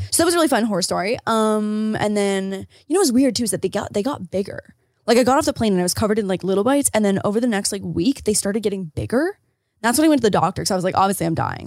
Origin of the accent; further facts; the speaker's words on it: Rockford, Illinois, United States; moved away; my hometown and, like, thinking about it, like, being bleak and cold and dark